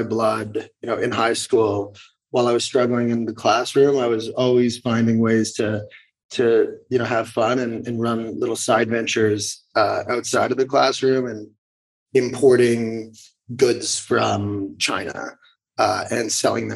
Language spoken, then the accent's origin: English; Vancouver, British Columbia, Canada; moved away as an adult; also born or lived in Montreal / New York / Hong Kong; now in San Francisco, United States; I'm from Vancouver, Canada, born and raised. So from the early days through high school, that's where I spent my time.